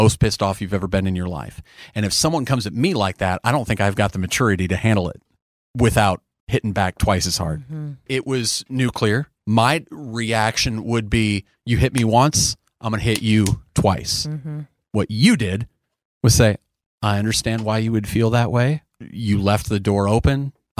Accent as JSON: {"language": "English", "region": "Nebraska", "country": "United States", "tie": "born or raised there", "moved": "yes", "lives_now": "Texas, United States", "said": "I grew up in Nebraska."}